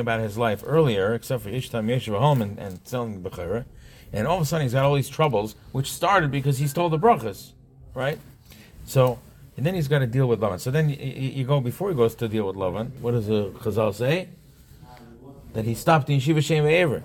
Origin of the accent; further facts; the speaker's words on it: Monsey, New York, United States; I grew up on a block in Monsey. I grew up in Monsey